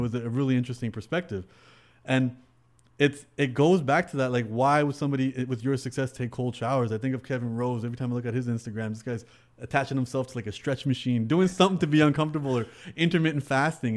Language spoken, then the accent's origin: English; Canada; I'm Canadian